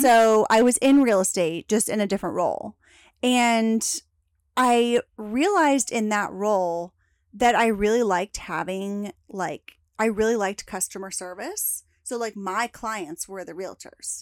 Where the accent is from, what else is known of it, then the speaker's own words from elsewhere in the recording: Lexington, Kentucky, United States; moved away as an adult; also born or lived in Alabama; now in Dallas, United States; we moved back home to where my parents were from, which is Lexington, Kentucky